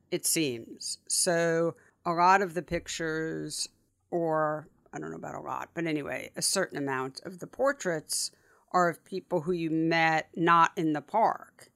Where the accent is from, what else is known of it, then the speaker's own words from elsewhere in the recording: New York City, New York, United States; I grew up, you and I grew up really close to each other. but I went to school growing up in the West Village, and so the Upper West Side to the West Village was like, that was, that was all I knew